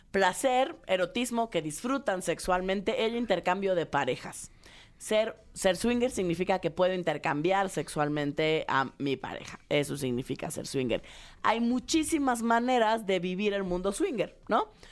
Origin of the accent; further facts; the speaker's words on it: Mexico; De lo que tenemos los mexicanos contra Europa.